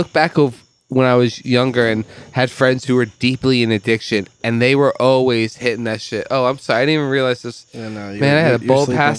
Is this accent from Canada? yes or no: no; Ireland; As an Irish lover of last names, it's a great one.